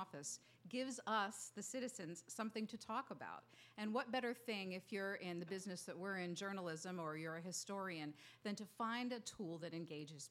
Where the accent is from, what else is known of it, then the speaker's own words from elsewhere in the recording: Montgomery County, outside Philadelphia, Pennsylvania, United States; moved away; also born or lived in Scranton, Pennsylvania; I grew up outside of Philadelphia.